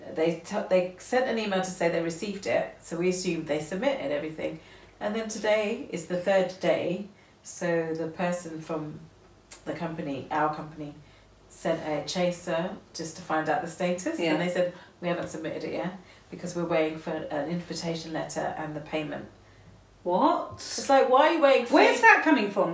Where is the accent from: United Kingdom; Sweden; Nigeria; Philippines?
United Kingdom; we're British